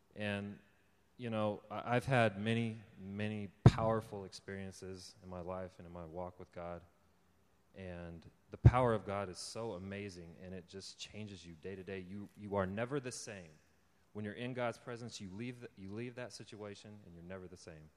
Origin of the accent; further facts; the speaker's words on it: California, United States; also born or lived in Texas / Oklahoma; came to California when I was seven years old. And I've lived here ever since.